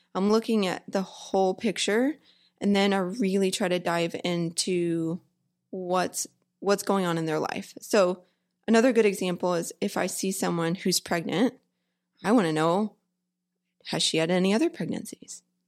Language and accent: English; Humble, Texas, United States; also born or lived in College Station, Texas / Bowie, Texas / Alvord, Texas; I grew up in Houston, well, a small town called Humble